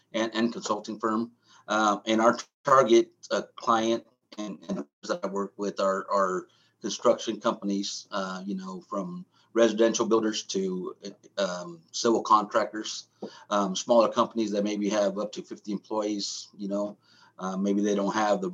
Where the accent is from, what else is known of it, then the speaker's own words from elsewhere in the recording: San Francisco Bay Area, California, United States; I grew up in San Francisco Bay Area.